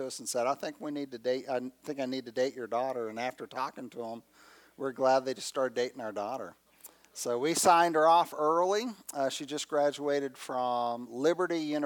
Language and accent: English; Phoenix, Arizona, United States; moved away as an adult; also born or lived in Texas; I was raised in Phoenix, where my dad was a pastor.